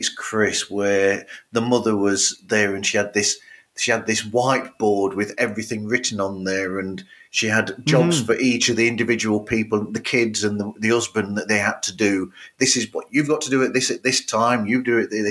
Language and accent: English; United Kingdom; being over the other side of the pond from you in Britain